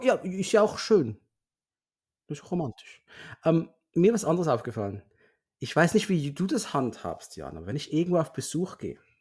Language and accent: German; Basel, Basel-Stadt, Switzerland; bei uns in Basel